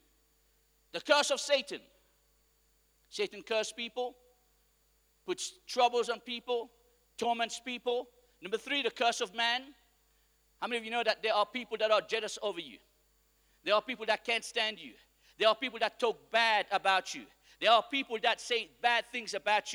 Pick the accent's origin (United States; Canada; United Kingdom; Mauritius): Mauritius; I come from Mauritius where we are a praying nation